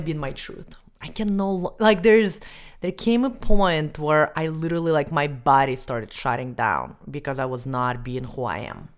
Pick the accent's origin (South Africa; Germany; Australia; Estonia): Estonia; moved away as an adult; I was eleven years old and I grew up in Estonia.